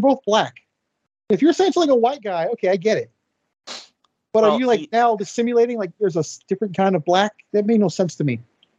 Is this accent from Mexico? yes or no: yes; Mexico; I'm from Mexico.